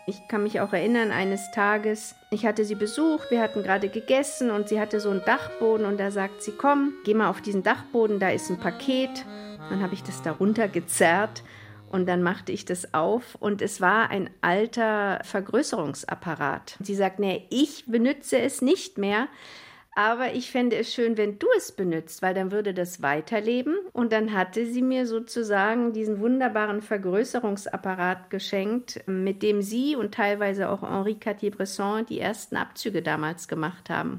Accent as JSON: {"language": "German", "region": "Berlin", "country": "Germany", "said": "dass ich Fotografiestudentin bin, aus Berlin komme"}